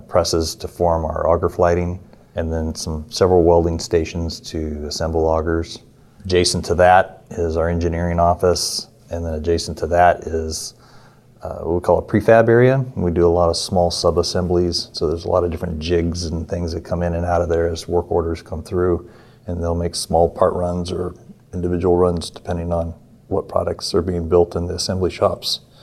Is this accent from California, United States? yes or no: yes; California, United States; I'm from California. But we're located in Merced, California